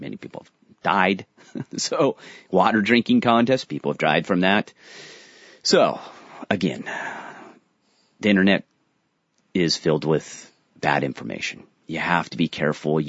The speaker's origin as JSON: {"language": "English", "town": "San Diego", "region": "California", "country": "United States", "said": "I'm from San Diego"}